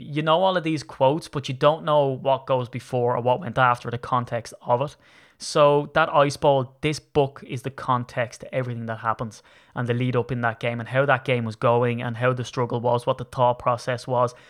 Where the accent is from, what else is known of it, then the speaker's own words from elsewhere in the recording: Ireland; I'm Irish.